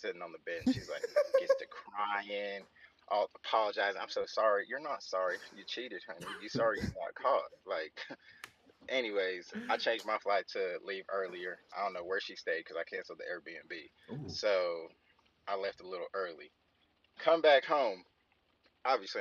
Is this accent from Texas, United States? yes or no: yes; Texas, United States; I'm from Texas.